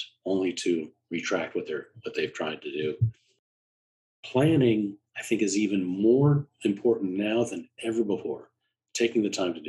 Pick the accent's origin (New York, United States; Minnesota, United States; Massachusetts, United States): New York, United States; also born or lived in Chicago / Washington, District of Columbia, United States; now in Boston, United States; I'm from the Metro New York area, I'm in Boston